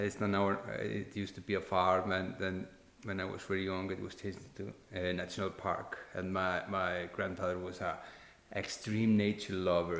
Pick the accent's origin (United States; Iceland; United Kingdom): Iceland; I, am an Icelander. I was born and raised in Iceland.